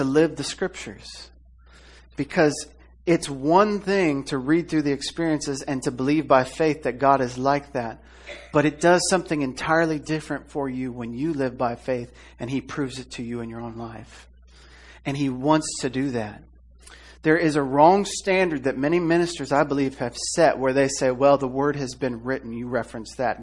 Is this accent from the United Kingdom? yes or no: no; Iowa, United States; moved away; I'm from Iowa